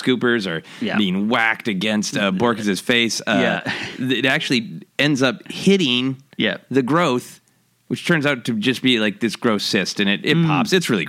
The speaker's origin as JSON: {"language": "English", "town": "Minneapolis", "region": "Minnesota", "country": "United States", "said": "I'm from Minneapolis, and we love our Bacterain."}